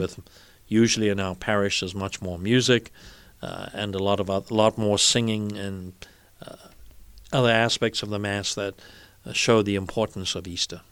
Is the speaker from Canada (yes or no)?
no; South Africa; now in United States; When I was growing up in South Africa, Ascension Thursday was a public holiday